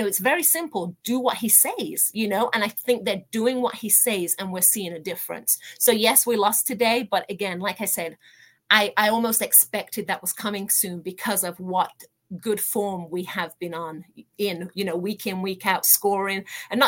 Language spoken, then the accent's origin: English; Birmingham, West Midlands, United Kingdom; moved away as an adult; now in United States; I was born and raised in Birmingham, hence being an Aston Villa supporter. I came to America in my early 20s